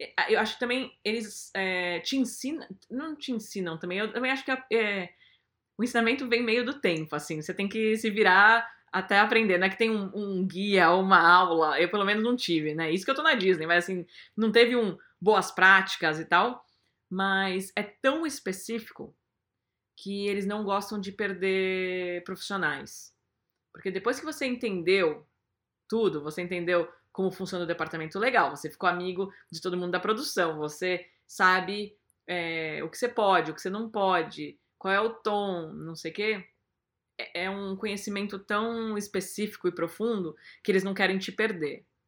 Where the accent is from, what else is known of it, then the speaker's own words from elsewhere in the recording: Brazil; moved away as an adult; also born or lived in Portugal; now in United States; eu sou brasileira